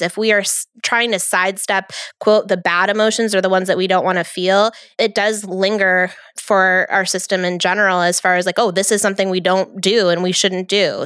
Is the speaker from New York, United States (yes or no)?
yes; New York, United States; I'm from New York